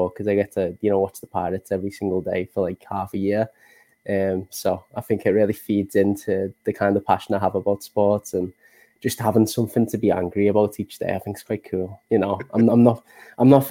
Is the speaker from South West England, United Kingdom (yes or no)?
no; Liverpool, North West England, United Kingdom; accent: Northern English; I'm from Liverpool in England, so that's the home of ….